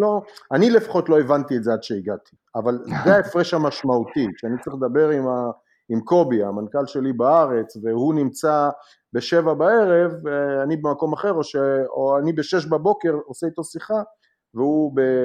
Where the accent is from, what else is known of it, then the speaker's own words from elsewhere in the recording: Haifa, Haifa District, Israel; moved away as an adult; now in United States; אני חיפאי במקור